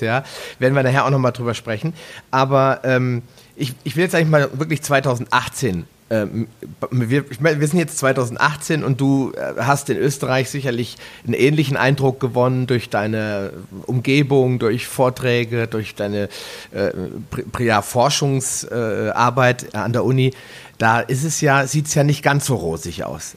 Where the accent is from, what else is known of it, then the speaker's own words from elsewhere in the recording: Northern Germany, Germany; wie man bei uns in Norddeutschland so sagt